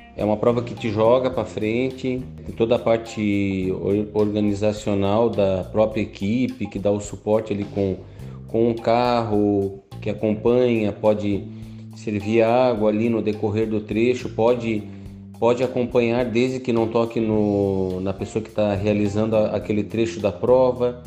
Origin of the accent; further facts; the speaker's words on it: São Francisco do Sul, Santa Catarina, Brazil; Por eu ser de São Francisco do Sul